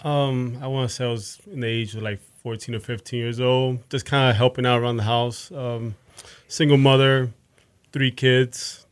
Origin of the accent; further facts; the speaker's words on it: Fort Lauderdale, Florida, United States; moved away as an adult; also born or lived in Bronx, New York / New York / Northeast US; now in Houston, United States; grew up in South Florida for the most part. Fort Lauderdale. I was born in the Bronx.